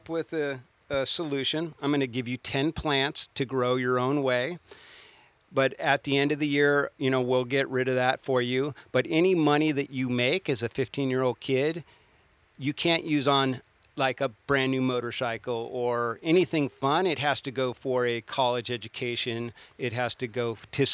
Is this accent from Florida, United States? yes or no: no; Southern Humboldt, California, United States; growing up in Southern Humboldt